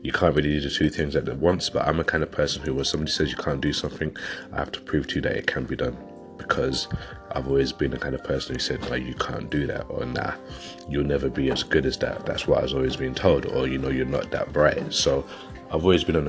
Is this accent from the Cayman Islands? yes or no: no; London, United Kingdom; now in West Yorkshire, United Kingdom; I'm originally from London and I've moved up to West Yorkshire, which was a good few years ago.